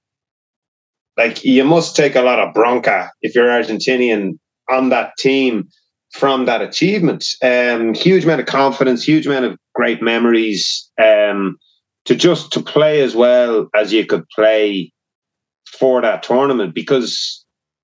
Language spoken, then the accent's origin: English; Ireland; being Irish